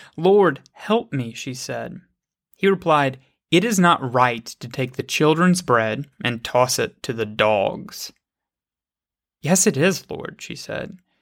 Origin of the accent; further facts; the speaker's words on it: United States; I am an American